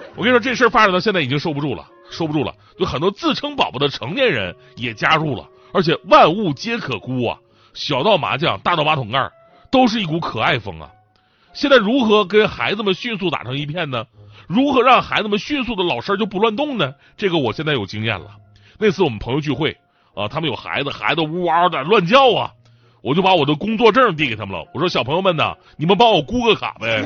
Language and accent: Chinese; Changchun, Jilin, China; 我们家乡长春